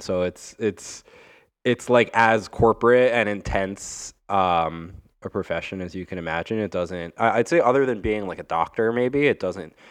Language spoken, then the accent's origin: English; Long Island, New York, United States; now in Brooklyn, United States; I grew up like literally on the border of New York, where New York City becomes the suburbs, where it becomes Nassau County, and it's Long Island